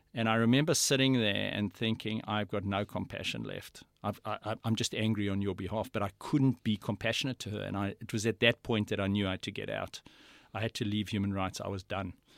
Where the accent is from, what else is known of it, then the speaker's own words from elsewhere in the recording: South Africa; moved away as an adult; now in Australia; I was brought up in South Africa